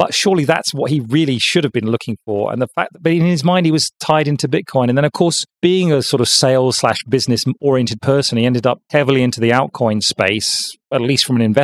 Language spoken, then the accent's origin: English; London, United Kingdom; my hometown of London